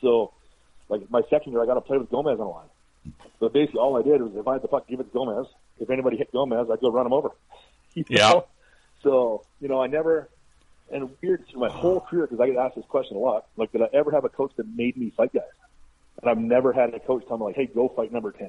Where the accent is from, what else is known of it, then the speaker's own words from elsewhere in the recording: Two Hills, Alberta, Canada; growing up in Two Hills